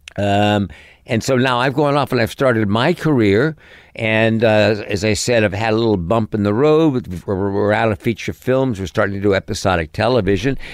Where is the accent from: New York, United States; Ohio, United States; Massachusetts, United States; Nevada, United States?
New York, United States; New York City; also born or lived in Connecticut; I grew up in New York City